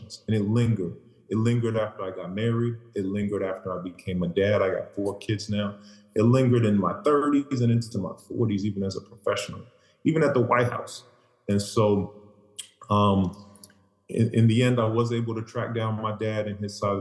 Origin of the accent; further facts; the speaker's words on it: Boston, Massachusetts, United States; growing up in Boston, late 80s, early 90s